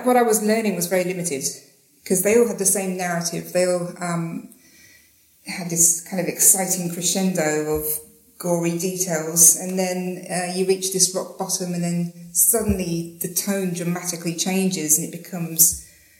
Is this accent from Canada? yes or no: no; Slough, South East England, United Kingdom; now in Australia; I'm from England. I'm from Slough, but I live in Australia now